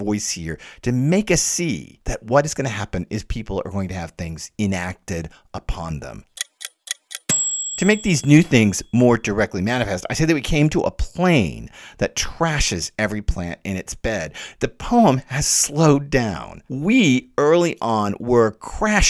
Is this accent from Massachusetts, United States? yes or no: no; Dallas, Texas, United States; moved away; also born or lived in northeastern United States; I'm from Dallas